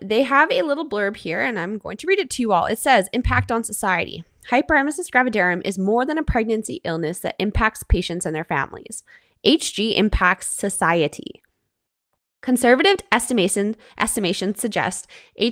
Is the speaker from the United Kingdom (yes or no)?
no; Canada; I'm your Canadian host